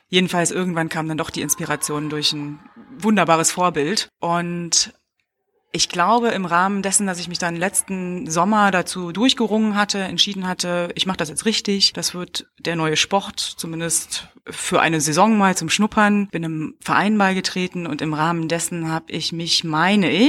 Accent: Berlin, Germany; now in Cologne, Germany; Eigentlich aus Berlin, aber ich bin Wahlkölnerin.

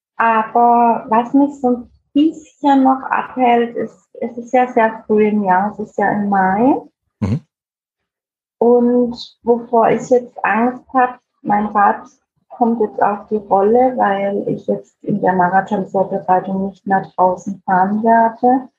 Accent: Heilbronn, Baden-Württemberg, Germany; Bei uns in Heilbronn

